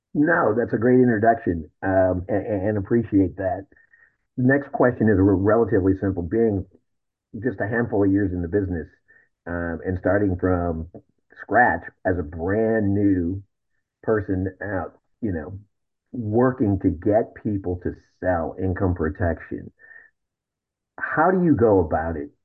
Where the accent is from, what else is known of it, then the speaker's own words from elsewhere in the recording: Algona, Iowa, United States; moved away; a friend of mine that I grew up with in Algona, Iowa.